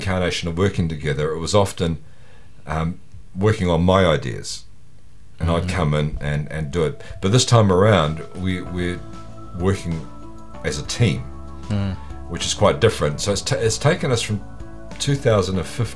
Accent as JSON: {"language": "English", "country": "New Zealand", "said": "we're the first generation of Kiwi kids to have a TV in the house"}